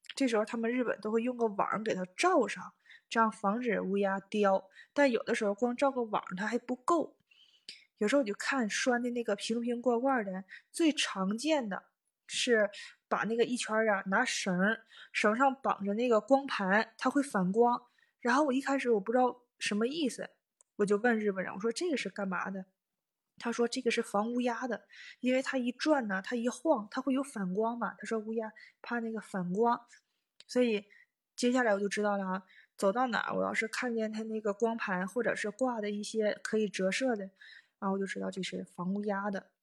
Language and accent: Chinese; Northeast China, China; moved away as an adult; now in Tokyo, Japan; 反正我们家是那块儿，我是东北的